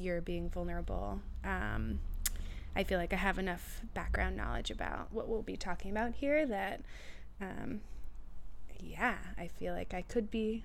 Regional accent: Marblehead, Massachusetts, United States; moved away; also born or lived in James Madison University, Virginia; I am originally from Boston, Massachusetts, North Shore area

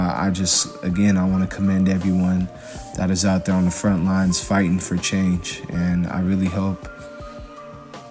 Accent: Portland, Oregon, United States; my experience growing up in Portland, Oregon

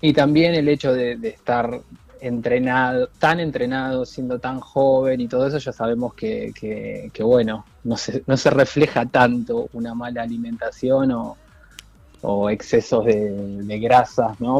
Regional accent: Buenos Aires, Argentina; also born or lived in Mallorca, Spain; yo soy de Mataderos, nacido en Mataderos

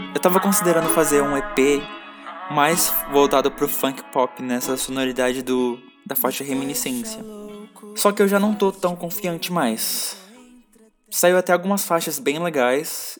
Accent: São Paulo, Brazil; Eu sou de São Paulo, nascido e criado

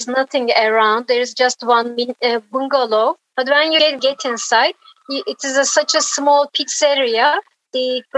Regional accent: İzmir, Turkey; English is a second language; moved away as an adult; now in Muğla, Turkey; from İzmir

